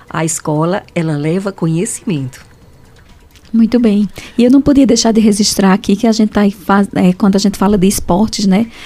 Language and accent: Portuguese; Nazaré da Mata, Pernambuco, Brazil; also born or lived in Caruaru / Fortaleza; Ah, sim, estudei, que eu vim de Nazaré da Mata, vim para Caruaru, peguei ainda dois anos na Fafica e terminei letras em Fortaleza, na UES.